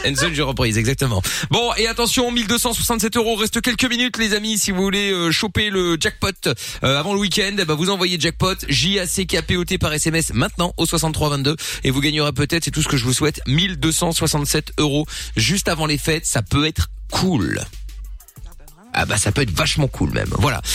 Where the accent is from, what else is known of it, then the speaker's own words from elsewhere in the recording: Belgium; Je suis belge aussi